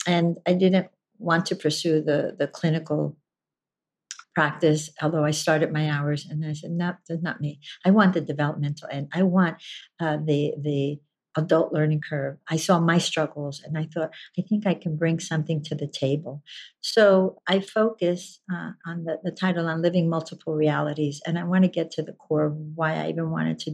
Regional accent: New Jersey, United States; from the country of New Jersey. That gives you my background. That's where I was born and raised

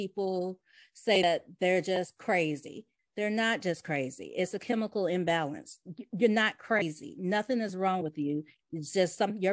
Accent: Vestavia Hills, Alabama, United States; also born or lived in West End, Birmingham, Alabama / Homewood, Alabama; now in Birmingham, United States; I was raised in Vestavia before I moved to Birmingham.

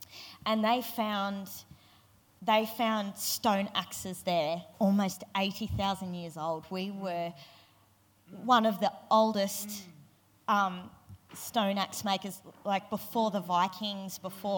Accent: Kakadu National Park, Northern Territory, Australia; I grew up in Kakadu National Park, which is an incredible place full of ancient sandstone

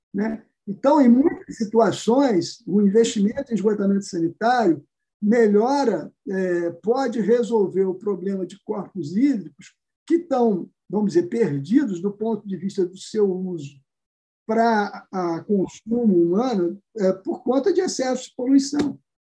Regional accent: Rio de Janeiro, Brazil; eu que sou do Rio de Janeiro

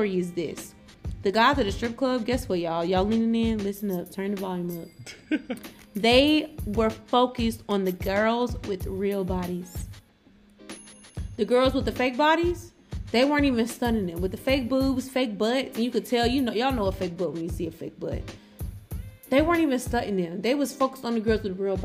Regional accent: Atlanta, Georgia, United States; I'm from Atlanta

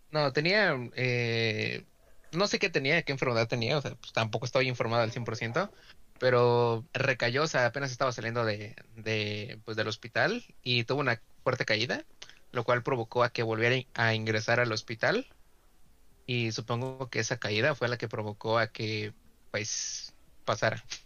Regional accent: Mexico; somos, somos mexicanos

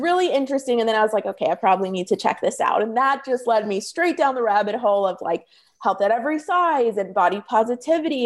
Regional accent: Toronto, Ontario, Canada; moved away as an adult; now in California, United States; when I was moving from Toronto, where I'm from, to California

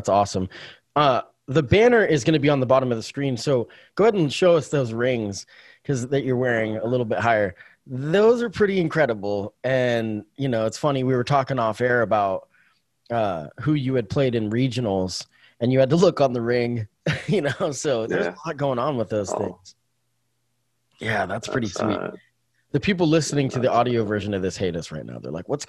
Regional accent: Canada; I know you can't get into it too much, but what I just want to, as a Canadian, outside opinion.

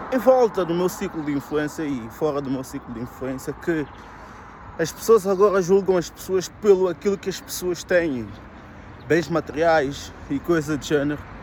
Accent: Viseu, Portugal; moved away; eu cresci, estudei em Viseu

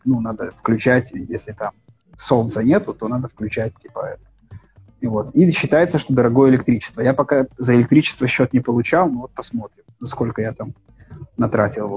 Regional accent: Pinsk, Brest Region, Belarus; moved away as an adult; also born or lived in Minsk, Belarus; now in Alanya, Turkey; Я на некоторое время переехал в Пинск. Но между Минском и Аланией у меня была неделя в Пинске. Мой родной город

